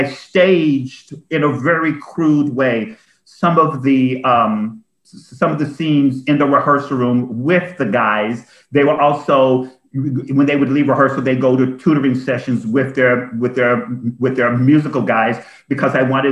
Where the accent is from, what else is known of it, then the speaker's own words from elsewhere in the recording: Frankfort, Kentucky, United States; I'm from Frankfort, Kentucky, and so for the first 4 or 5 years of my life, my town was segregated